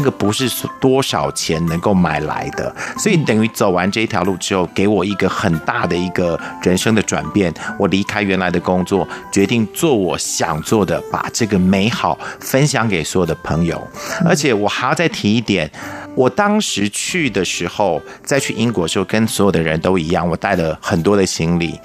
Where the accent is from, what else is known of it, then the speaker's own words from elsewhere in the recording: Taiwan; 我们台湾人基本上对苏格兰这个地方都有一些误解